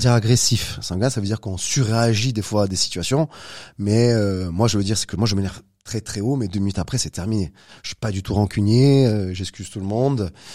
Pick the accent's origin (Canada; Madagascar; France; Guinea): France; Corsica; Je suis né en Corse il y a quelques années